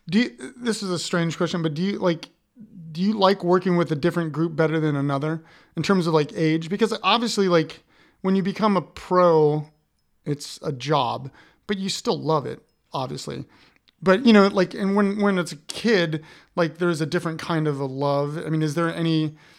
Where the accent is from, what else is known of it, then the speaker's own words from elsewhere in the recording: Columbus, Ohio, United States; I'm from Columbus, Ohio